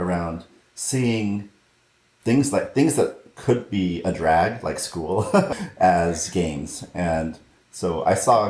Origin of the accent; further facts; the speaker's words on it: Southern California, United States; I grew up in Southern California